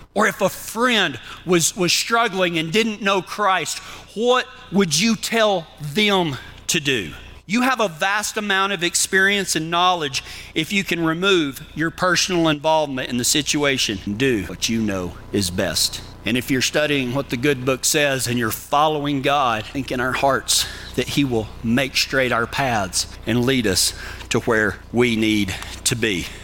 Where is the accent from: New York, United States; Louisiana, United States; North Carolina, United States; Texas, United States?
Texas, United States; accent: Texas; now in Kiowa, United States; whenever I go back to Texas. You think I got an accent now? You send me back to Texas where all them people know how to talk? Man, my accent gets real thick